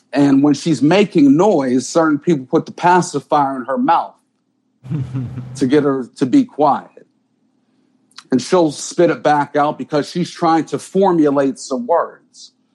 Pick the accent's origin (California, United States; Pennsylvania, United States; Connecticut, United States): Pennsylvania, United States; Pittsburgh; I'm from Pittsburgh